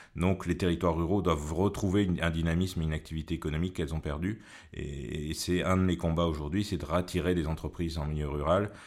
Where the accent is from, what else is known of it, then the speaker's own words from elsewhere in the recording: Creuse, Nouvelle-Aquitaine, France; Je suis né en Creuse, j'ai grandi en Creuse